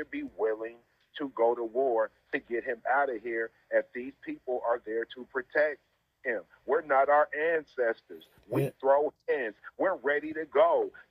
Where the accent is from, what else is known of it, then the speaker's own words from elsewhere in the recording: Seattle, Washington, United States; I'm from Seattle